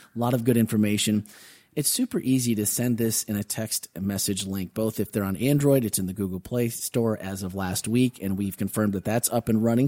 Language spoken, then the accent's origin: English; Wisconsin, United States; When we were kids, growing up in Wisconsin